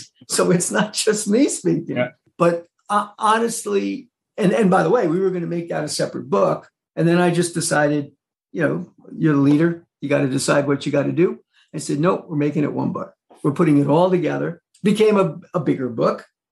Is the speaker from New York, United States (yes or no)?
yes; Mid-Hudson Valley, New York, United States; moved away as an adult; also born or lived in Burlington, Vermont; the Mid-Hudson Valley, which is where I was born and raised here in New York